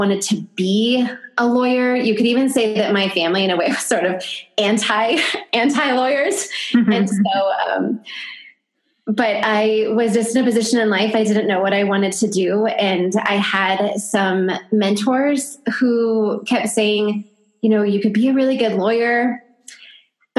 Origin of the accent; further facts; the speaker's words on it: California, United States; moved away as an adult; also born or lived in Virginia; now in northern New Mexico, United States; I was born and raised in California, but I am now living in northern New Mexico